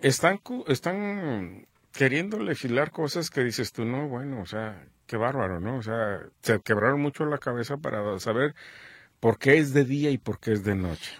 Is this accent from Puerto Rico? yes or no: no; Mexico; somos todos los mexicanos.